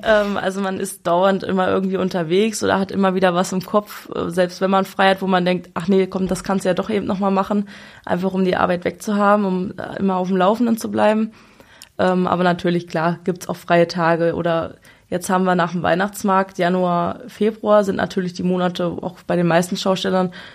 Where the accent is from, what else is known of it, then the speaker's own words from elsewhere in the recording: Braunschweig, Lower Saxony, Germany; wir sind hier in Braunschweig immer zur Schule gegangen